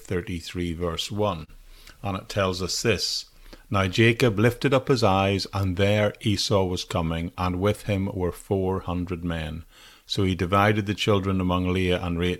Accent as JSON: {"language": "English", "region": "Northern Ireland", "country": "United Kingdom", "tie": "born or raised there", "said": "an area near where I grew up in Northern Ireland"}